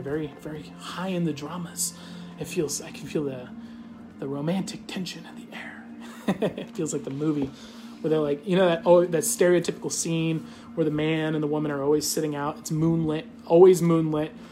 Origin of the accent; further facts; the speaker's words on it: United States; I'm just an American. I speak American